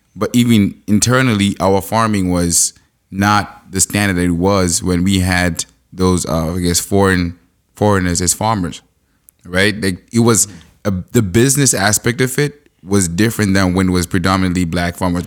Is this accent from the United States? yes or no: no; Zimbabwe; now in Canada; I'm from Zimbabwe